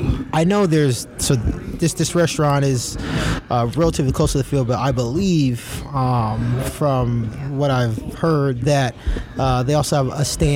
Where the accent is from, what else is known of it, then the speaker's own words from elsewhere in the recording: San Diego, California, United States; I'm actually from San Diego.